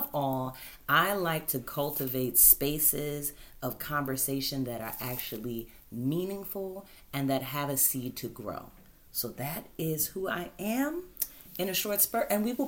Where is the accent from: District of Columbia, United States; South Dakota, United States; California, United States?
District of Columbia, United States; Washington; born there; I am from Washington, D.C., born, not raised.